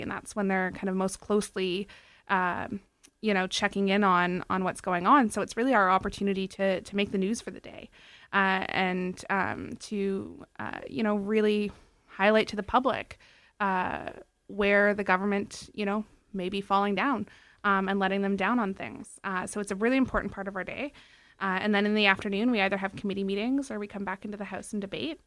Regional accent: Toronto, Ontario, Canada; we had moved to Toronto from up north. And, uh, she only had a tenth grade education and no job and wanted to make a better life for us. So she got her G E D and got accepted into U of T. So we actually grew up in the, um, the student family housing buildings on Charles Street

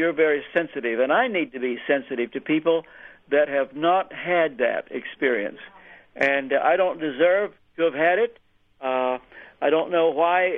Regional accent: Ashland, Kentucky, United States; I grew up feeling embarrassed because of the church that I was brought up in back in Kentucky.

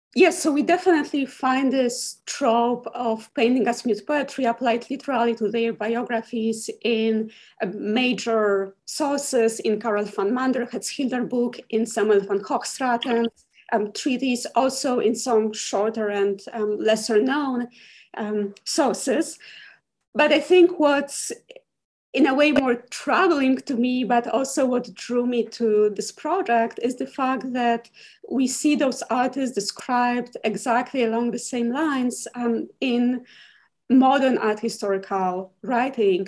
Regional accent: Poland; moved away as an adult; now in Huntsville, United States; I'm originally from Poland and I got my MA in art history at the University of Warsaw

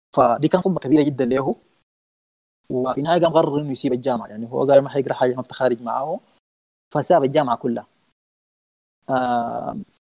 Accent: Sudan; نحن عندنا في السودان الدوبيت والشعير والغنى ده ديوان السودانيين

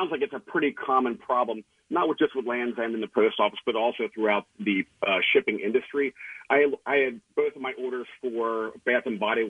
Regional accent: Red Hill, Pennsylvania, United States; now in Grand Rapids, United States; Hey, so I'm originally from Red Hill, Montgomery County. I live out in Grand Rapids, Michigan now.

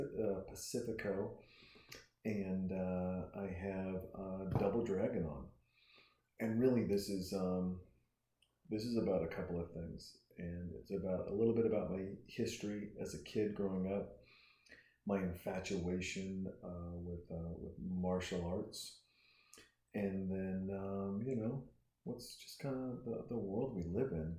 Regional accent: Montana, United States; also born or lived in Portland, Oregon; I'm a young kid. I'm growing up in Montana

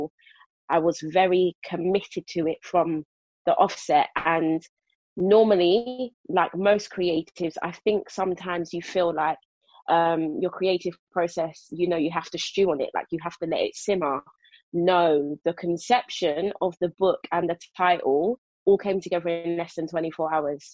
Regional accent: London, United Kingdom; moved away as an adult; now in Milton Keynes, United Kingdom; Born and raised in South London, Brixton to be precise. Now living my best country life out in Buckinghamshire, aka Milton Keynes.

